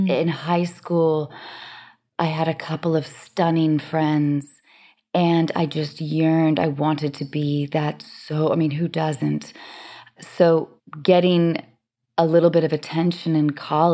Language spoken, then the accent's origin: English; Seattle, Washington, United States; also born or lived in Baltimore, Maryland; my parents' decision to move to Seattle when I was 6 years old. I was born in Baltimore.